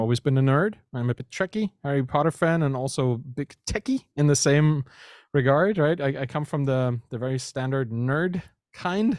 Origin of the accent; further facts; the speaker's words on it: Germany; moved away as an adult; now in Canada; I'm German, right? I, I grew up there, and I, I moved from Germany to Canada just recently, a year ago